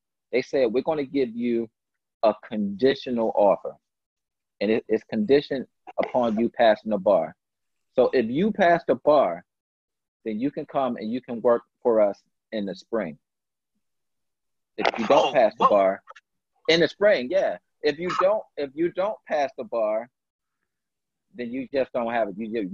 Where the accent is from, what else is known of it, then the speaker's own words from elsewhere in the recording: Philadelphia, Pennsylvania, United States; I'm the kid from North Philly